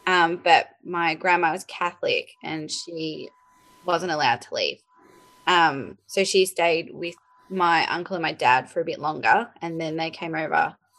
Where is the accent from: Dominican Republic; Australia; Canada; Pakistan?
Australia; Melbourne, Victoria; also born or lived in United Kingdom / Greece; I'm from Melbourne and I've lived in Melbourne for most of my life. I moved over to the UK and lived there for 2 years and lived in Greece for almost a year. But other than that, I've just been based in Melbourne.